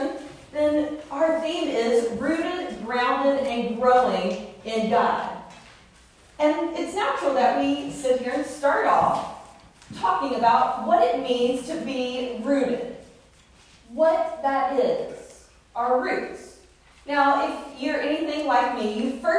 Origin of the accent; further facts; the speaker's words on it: the South, United States; I grew up in the South